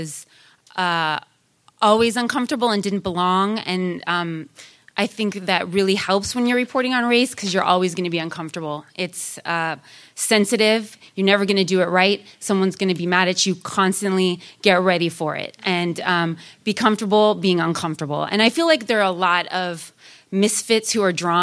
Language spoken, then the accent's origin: English; Sacramento, California, United States; also born or lived in Oakland, California; I grew up in Sacramento, California, one of the most diverse counties in all of California